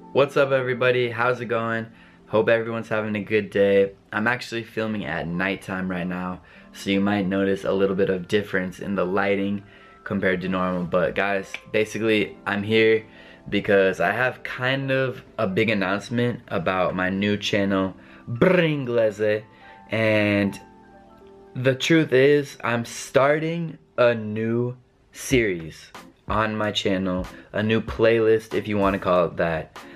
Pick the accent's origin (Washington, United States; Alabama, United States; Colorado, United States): Colorado, United States; accent: American English; first language English; I am from Colorado. I am from the United States of America. Therefore, I'm a native English speaker